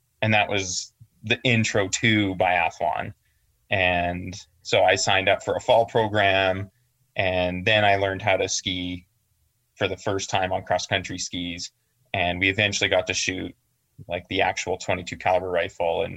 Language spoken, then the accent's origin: English; Calgary, Alberta, Canada; I'm from Calgary, which is a bigger city, in Alberta, Canada